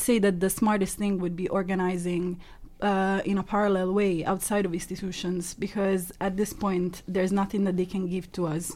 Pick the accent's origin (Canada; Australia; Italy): Italy; moved away; I grew up in Italy